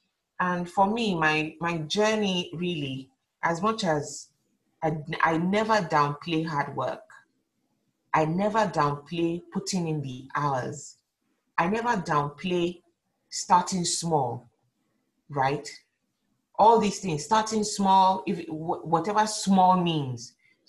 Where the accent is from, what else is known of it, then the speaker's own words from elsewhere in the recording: Lagos, Nigeria; moved away; So I'm coming from Lagos where work is like everything, we're working morning till night, sometimes you're working 7 days a week.